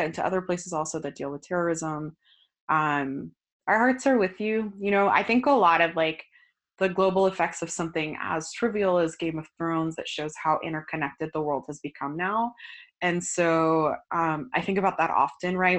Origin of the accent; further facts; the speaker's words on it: Florida, United States; I'm from Florida.